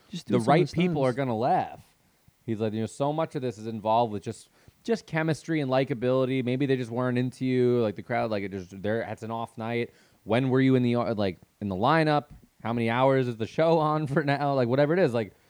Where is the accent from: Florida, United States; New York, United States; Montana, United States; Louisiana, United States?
New York, United States; As you can tell, I'm from Long Island.